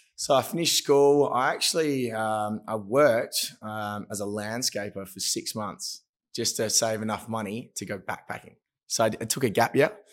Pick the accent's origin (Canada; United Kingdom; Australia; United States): Australia; Broome, Western Australia; also born or lived in Perth; I grew up in Broome until I was uh, 12. And then my family decided to send me down to Perth uh, in the city for school